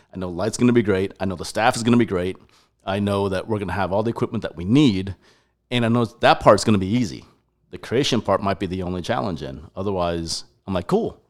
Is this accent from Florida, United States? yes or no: no; Colorado, United States; moved away as an adult; also born or lived in Taiwan; now in Texas, United States; I was born in Taiwan, moved all over the U S, grew up in Colorado, up in the mountains, Aspen Vale, Breck, Glenwood Springs, and, uh, from second grade to college